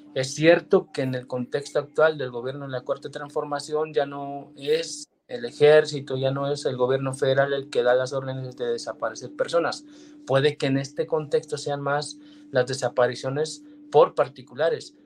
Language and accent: Spanish; Mexico; nuestro país